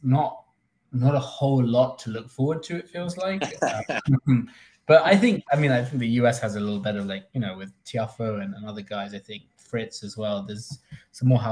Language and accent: English; London, United Kingdom; moved away; I grew up in London